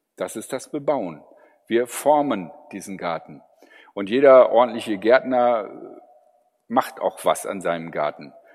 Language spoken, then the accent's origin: German; Germany